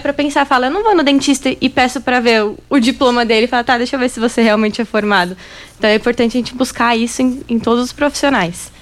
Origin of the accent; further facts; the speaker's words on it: São Paulo, Brazil; moved away as an adult; also born or lived in Rio Grande do Sul; now in Rio Verde, Brazil; Eu sou gaúcha, mas eu morei basicamente a minha vida toda em São Paulo.